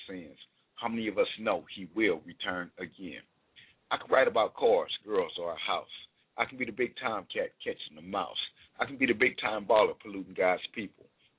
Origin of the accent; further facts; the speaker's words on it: Los Angeles, California, United States; moved away as an adult; now in Texas, United States; I'm from Los Angeles